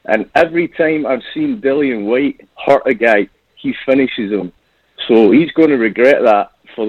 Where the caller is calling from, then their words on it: Scotland, United Kingdom; I'm calling in from Scotland in the UK.